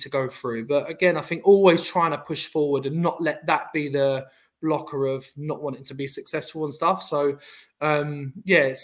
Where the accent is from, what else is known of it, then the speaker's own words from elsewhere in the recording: London, United Kingdom; I'm obviously from Southeast London